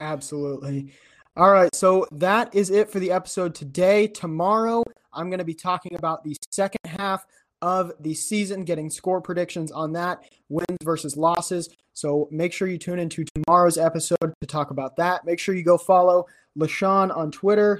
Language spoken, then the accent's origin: English; twenty minutes from Williamsburg, Iowa, United States; Williamsburg, which is twenty minutes from my hometown